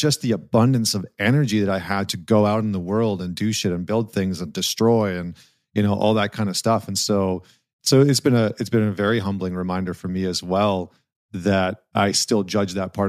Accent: Alberta, Canada; I grew up in Northern Canada in okay. Northern Alberta.

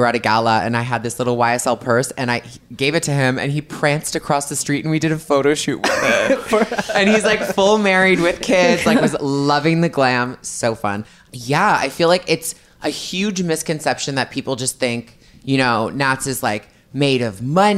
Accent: Canada; growing up in Canada

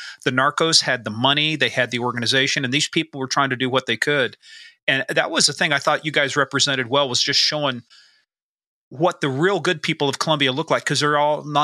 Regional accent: Kansas, United States; my town was 1,500 people, so we're all a little small town from, you know, I'm from Kansas

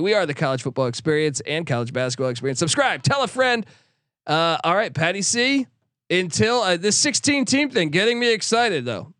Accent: East Coast, United States; now in West Coast, United States; growing up on the East Coast

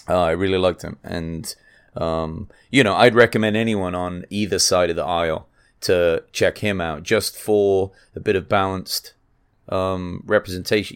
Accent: England, United Kingdom; moved away; I'm from England

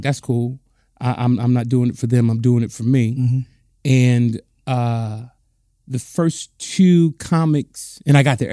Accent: Compton, California, United States; I'm born and raised right down the street in Compton

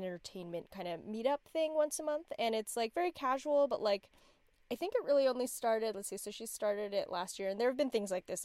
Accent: La Quinta, California, United States; I grew up in La Quinta, which is like a suburb in LA, outside

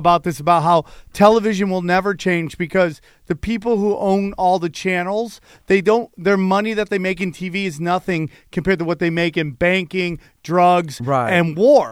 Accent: upstate New York, United States; we were breakdancers from upstate New York.

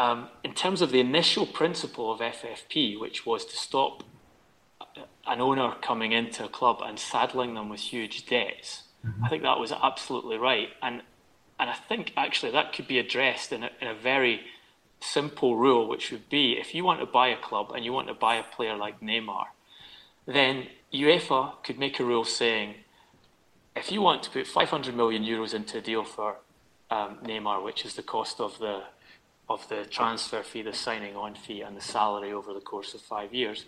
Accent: Scotland, United Kingdom; as a Scot

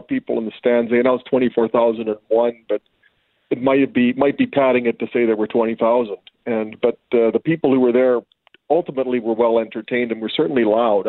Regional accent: Regina, Saskatchewan, Canada; I'm from Regina

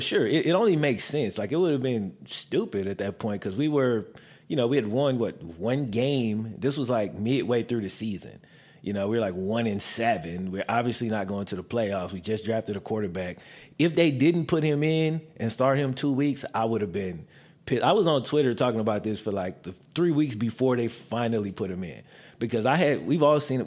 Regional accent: Mississippi, United States; moved away; I grew up in Mississippi

